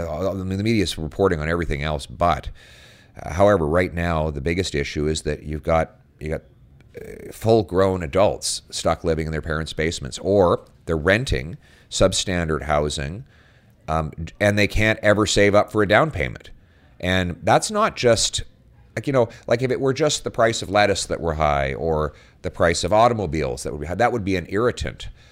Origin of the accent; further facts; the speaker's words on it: Calgary, Alberta, Canada; now in Ottawa, Canada; born and raised in Calgary